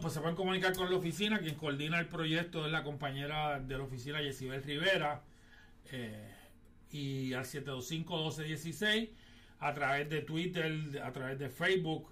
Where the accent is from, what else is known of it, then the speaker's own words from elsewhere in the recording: Puerto Rico; Luego fuimos a mi pueblo natal, a, donde estuvimos en la comunidad de Villa Alegre, en la comunidad de Campamento, en mi barrio donde yo me crié, el barrio Cerada